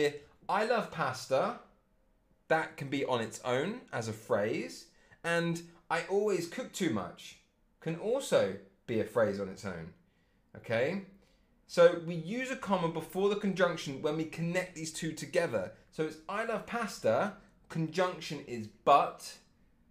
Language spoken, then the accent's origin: English; England, United Kingdom; I'm English